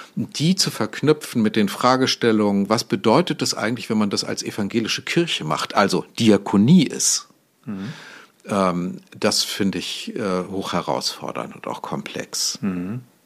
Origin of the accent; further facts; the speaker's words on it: Goslar, Lower Saxony, Germany; now in Hamburg, Germany; ich bin mal in Goslar am Harz geboren worden.